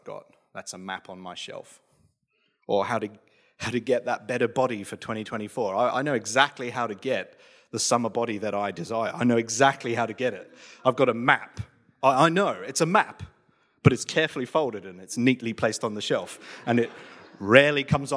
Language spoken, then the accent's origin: English; England, United Kingdom; now in Australia; moving to Australia from England. So you're talking small town, very rural England. So like think Midsummer Murders, that's my hometown.